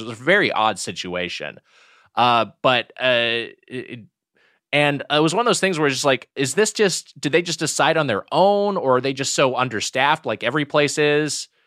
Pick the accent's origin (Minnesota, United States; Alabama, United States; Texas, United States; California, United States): California, United States; Southern; I grew up in Southern California